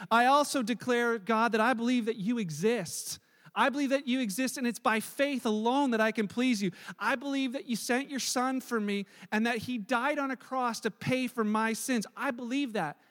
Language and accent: English; Canada; I'm Canadian because I was born here.